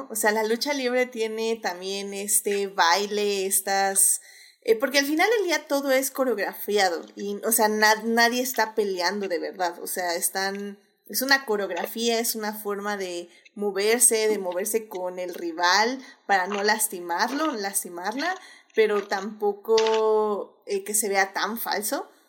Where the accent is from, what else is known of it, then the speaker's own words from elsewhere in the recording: Puerto Rico; o sea, yo soy puertorriqueña, mi piel es así